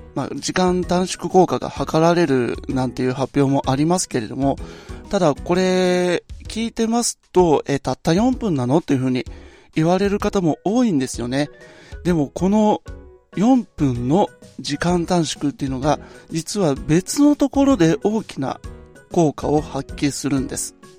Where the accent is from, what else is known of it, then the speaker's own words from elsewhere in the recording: Nagoya, Aichi, Japan; 私の地元名古屋